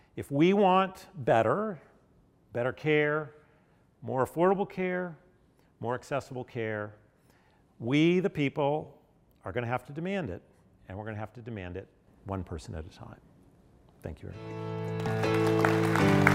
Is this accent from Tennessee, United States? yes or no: yes; Nashville, Tennessee, United States; I grew up in Nashville, not so far from here, right in the post desegregation era